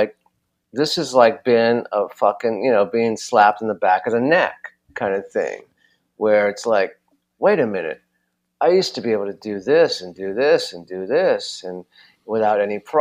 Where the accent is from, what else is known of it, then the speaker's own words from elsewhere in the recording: Los Angeles, California, United States; I'm from Los Angeles, where, you know, it's a city where people are always, it's entertainment city.